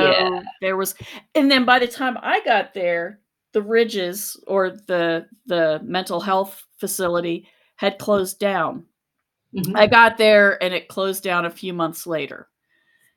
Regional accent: Charleston, West Virginia, United States; moved away; also born or lived in Athens, Ohio; I grew up in Charleston, West Virginia

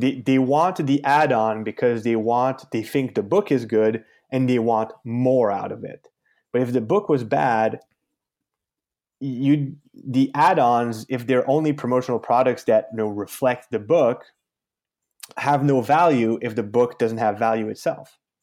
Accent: Canada; I'm from Canada.

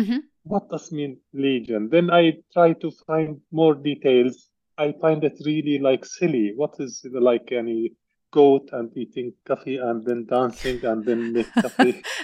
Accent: Syria; English is a second language; moved away as an adult; also born or lived in Saudi Arabia / Dubai, United Arab Emirates; now in Bath, United Kingdom; I born in Syria. I grown up in Syria, and I graduated from Damascus University in 1992. Then I moved to Gulf area, Saudi Arabia and Dubai.

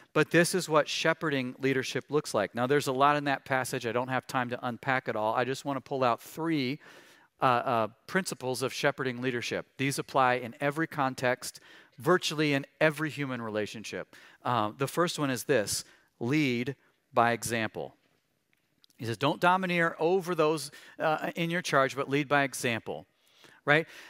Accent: Missouri, United States; I grew up in Missouri

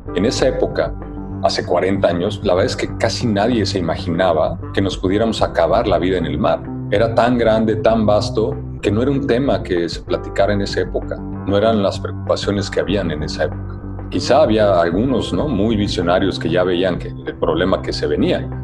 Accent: Mexico City, Mexico; aunque nací en Ciudad de México

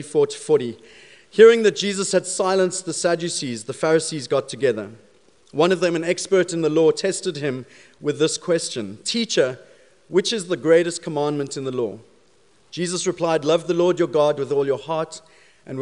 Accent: South Africa; accent: South African; moved away; being South African, I do have a bit of an accent

